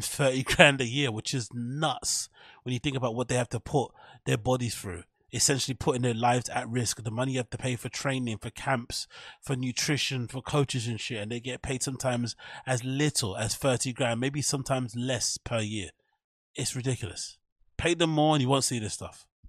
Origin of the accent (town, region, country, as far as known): United Kingdom; accent: British (UK)